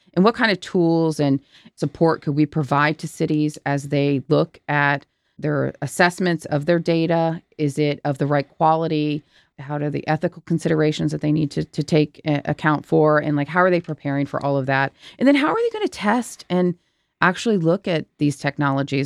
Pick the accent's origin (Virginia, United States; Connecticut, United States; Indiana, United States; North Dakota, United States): Virginia, United States; Virginia, my home state